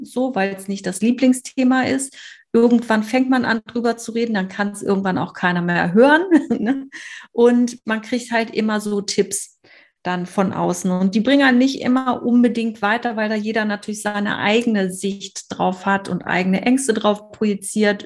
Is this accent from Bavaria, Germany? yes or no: no; Hamburg, Germany; komme aus Hamburg